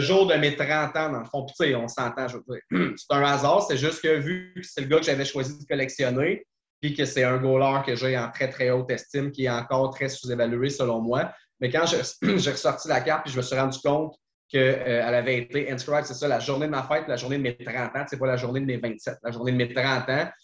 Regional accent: Trois-Rivières, Quebec, Canada; je suis de Trois-Rivières

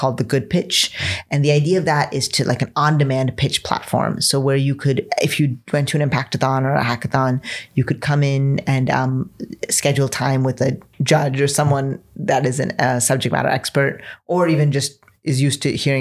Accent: United States; born or raised there

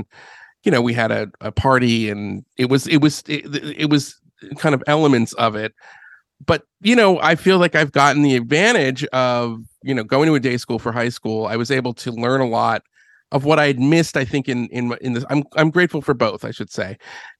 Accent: Philadelphia, Pennsylvania, United States; So I grew up in Philadelphia. I've raised by a Jewish family.

